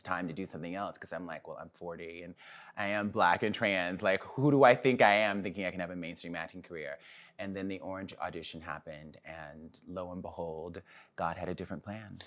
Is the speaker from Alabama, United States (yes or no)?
yes; Mobile, Alabama, United States; moved away; also born or lived in Birmingham, Alabama / New York; I'm from Mobile, Alabama